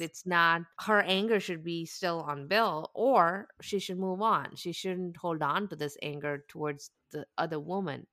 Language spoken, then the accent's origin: English; South India, India; moved away; I grew up in South India with, in the, in the very high heat